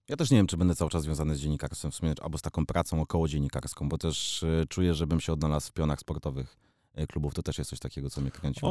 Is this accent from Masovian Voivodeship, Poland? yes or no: yes; Warsaw, Masovian Voivodeship, Poland; Jestem prosty chłopak z Pragi